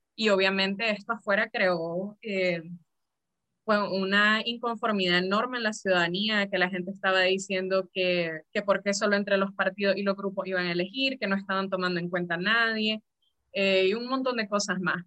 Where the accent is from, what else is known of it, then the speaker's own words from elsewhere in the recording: Nicaragua; como nicaragüenses